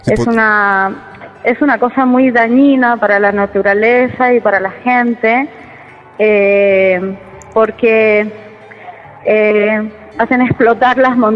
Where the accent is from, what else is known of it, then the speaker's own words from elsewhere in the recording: San Juan, Argentina; Y yo lo escribí en un momento complicado eh, para San Juan, que es la ciudad de donde yo vengo